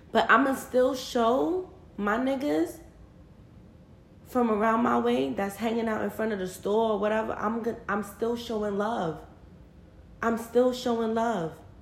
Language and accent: English; New York City, New York, United States; We're both from Brooklyn